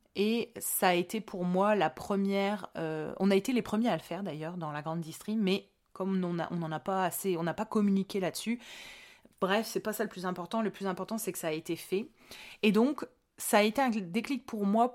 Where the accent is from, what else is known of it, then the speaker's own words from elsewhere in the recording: Hauts-de-France, France; je suis des Hauts-de-France